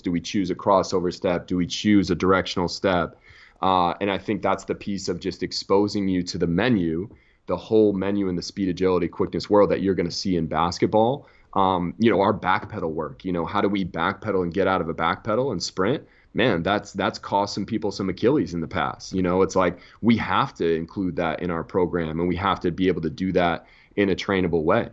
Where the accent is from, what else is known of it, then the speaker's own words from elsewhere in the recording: United States; as American S and C coaches